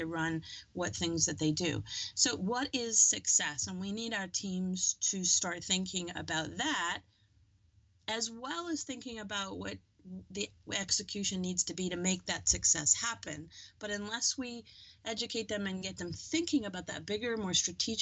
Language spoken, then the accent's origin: English; New Zealand; moved away; I grew up in New Zealand